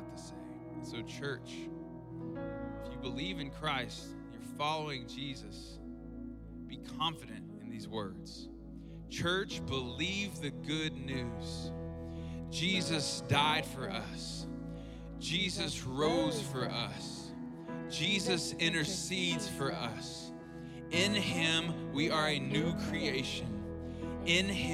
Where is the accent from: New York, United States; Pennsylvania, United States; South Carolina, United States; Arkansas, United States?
Arkansas, United States; South; I grew up in South Arkansas